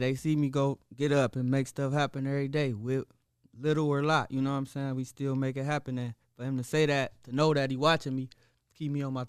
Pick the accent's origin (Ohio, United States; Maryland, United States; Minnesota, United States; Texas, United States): Ohio, United States; Toledo; also born or lived in California; I'm a young, still young man from, you know, Toledo, Ohio. I was born up on the west side. I was born in Cali, actually, but, you know, came to Toledo when I was young. And I've been here ever since, man.